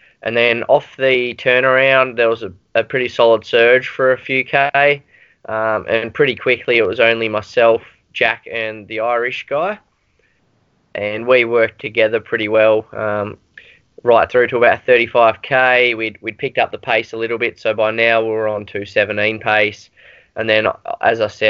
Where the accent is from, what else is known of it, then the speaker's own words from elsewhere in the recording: Australia; as an Australian